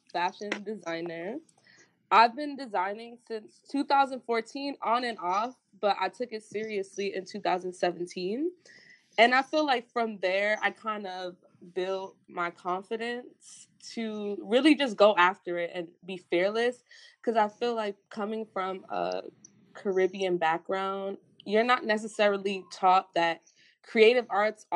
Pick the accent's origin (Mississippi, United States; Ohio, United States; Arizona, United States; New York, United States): New York, United States; New York City; I grew up in Brooklyn, and when I grew up in Brooklyn, it wasn't any gentrification.